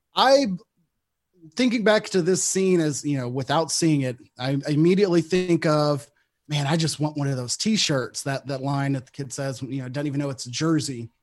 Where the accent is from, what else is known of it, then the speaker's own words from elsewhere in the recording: Texas, United States; I grew up in Texas